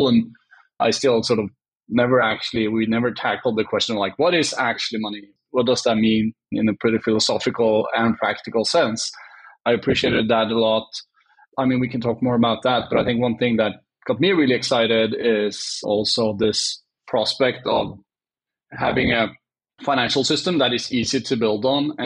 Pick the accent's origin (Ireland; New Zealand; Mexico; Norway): Norway; Oslo; I'm Norwegian. I grew up outside of Oslo